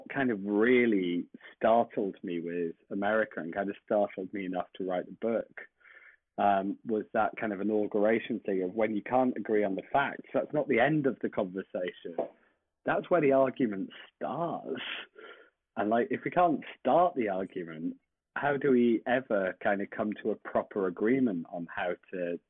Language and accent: English; United Kingdom; accent: British; as people I'm sure can tell by my accent